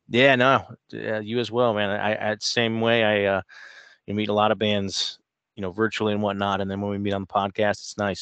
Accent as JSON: {"language": "English", "town": "Canton", "region": "Ohio", "country": "United States", "tie": "born or raised there", "said": "Canton, so, I mean, I'm, I'm born and raised in Ohio"}